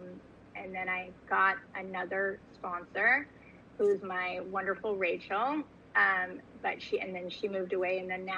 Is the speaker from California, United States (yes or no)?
yes; California, United States; also born or lived in New York; I was born in New York, grew up in California, back to New York, back to California, with some other cities sprinkled in there as well.